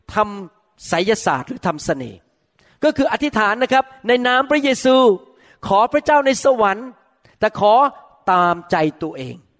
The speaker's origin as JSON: {"language": "Thai", "country": "Thailand", "said": "พวกเราคนไทย"}